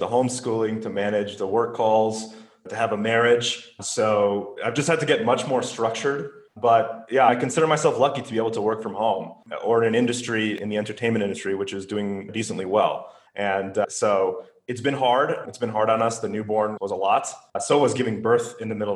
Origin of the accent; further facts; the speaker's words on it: United States; moved away; my home country in America